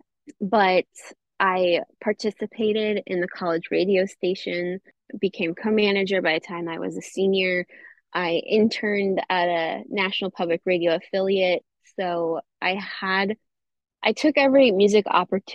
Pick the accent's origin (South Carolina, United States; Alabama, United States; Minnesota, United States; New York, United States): Minnesota, United States; Northern; moved away as an adult; also born or lived in Twin Cities, Minnesota; now in Los Angeles, United States; I am from Northern Minnesota